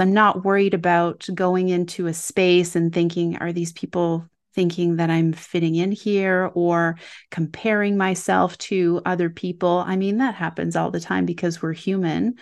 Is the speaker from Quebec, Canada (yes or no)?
yes; Quebec, Canada; I grew up in Quebec